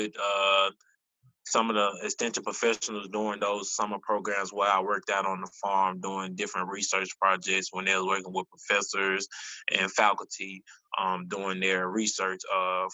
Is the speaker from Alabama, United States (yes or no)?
yes; Tuskegee, Alabama, United States; I'm from Tuskegee, Alabama. Raised here my entire life, went through the Macon County school system.